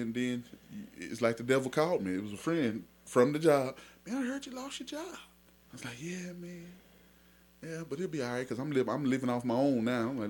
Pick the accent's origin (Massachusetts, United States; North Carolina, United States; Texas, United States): Texas, United States; Mesquite; I grew up in Mesquite, Texas.